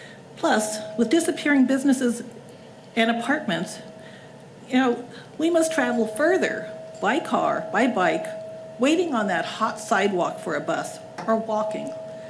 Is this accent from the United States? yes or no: yes; Shoreline, Washington, United States; I am a Shoreline resident. I grew up in Shoreline.